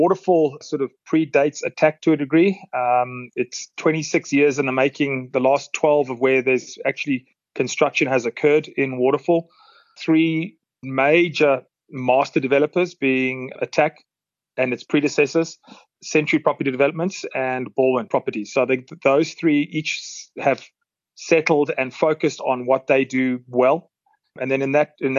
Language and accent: English; Durban, KwaZulu-Natal, South Africa; moved away as an adult; also born or lived in Dubai / Australasia / Eastern Europe; now in Gauteng, South Africa; originally from Durban, where I entered the property sector in the late 90s